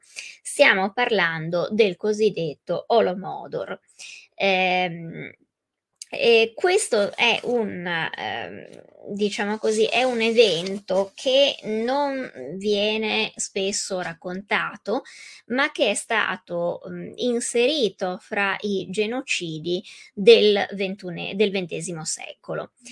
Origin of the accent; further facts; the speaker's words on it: Italy; per noi italiani, italofoni